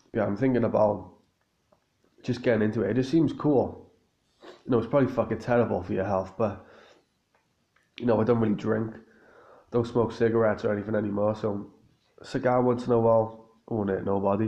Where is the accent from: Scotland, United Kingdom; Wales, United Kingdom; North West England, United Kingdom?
Wales, United Kingdom; Cardiff; in Cardiff here in my hometown